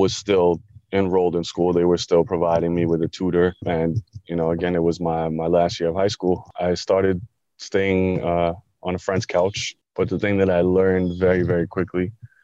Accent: Long Island, New York, United States; I grew up in Long Island

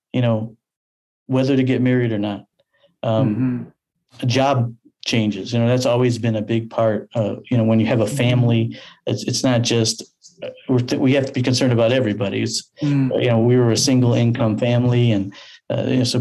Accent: Detroit, Michigan, United States; I'm from Southwest Detroit, grew up in the city

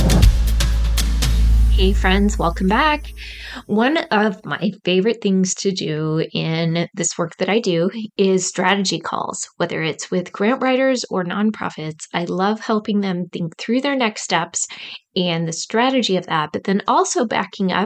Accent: Midwest, United States; accent: Midwest; my Midwest accent

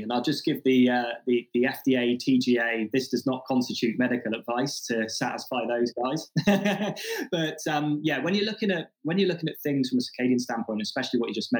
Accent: Australia; I'm from Australia. We have the highest, or some of the highest skin cancer rates in the world. And sunscreen use is huge in Australia.

